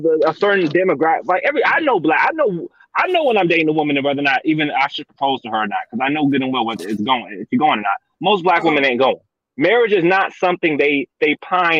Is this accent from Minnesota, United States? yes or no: yes; Minnesota, United States; I'm from Minnesota